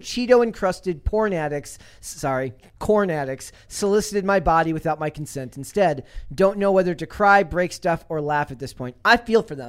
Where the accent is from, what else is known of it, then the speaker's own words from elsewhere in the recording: Minnesota, United States; I'm from Minnesota